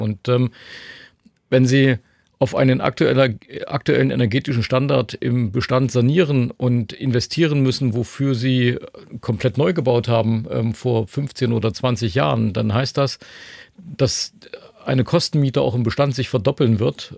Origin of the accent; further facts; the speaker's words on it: Leipzig, Saxony, Germany; wir sitzen hier in Dresden, ähm, ich komme aus Leipzig